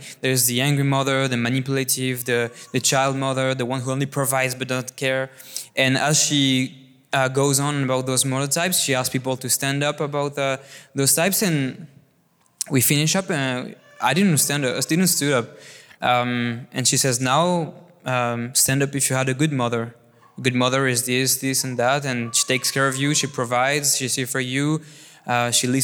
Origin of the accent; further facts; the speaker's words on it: France; I was born and raised in this beautiful country, what is France